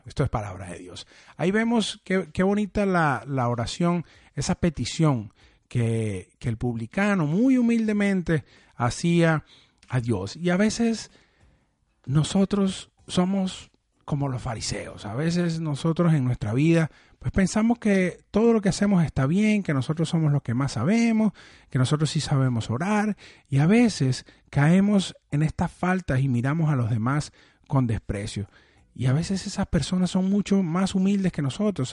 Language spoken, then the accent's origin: Spanish; Venezuela; yo que soy de Venezuela